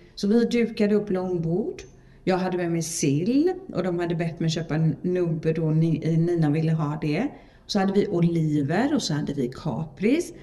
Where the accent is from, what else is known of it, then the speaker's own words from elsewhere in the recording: Sweden; vi är så modiga svenskar